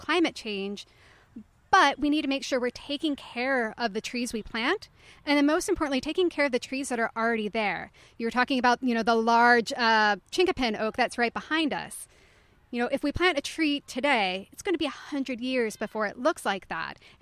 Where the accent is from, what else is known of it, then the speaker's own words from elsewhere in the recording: the Appalachians, United States; I grew up in the Appalachians